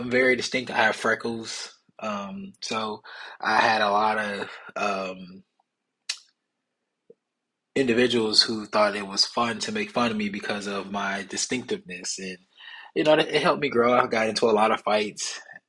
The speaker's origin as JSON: {"language": "English", "town": "Milwaukee", "region": "Wisconsin", "country": "United States", "said": "I'm originally from Milwaukee, Wisconsin."}